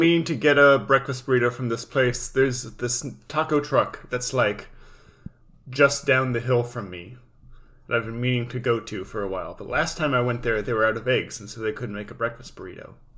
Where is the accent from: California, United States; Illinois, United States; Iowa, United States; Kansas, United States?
California, United States; we're both from California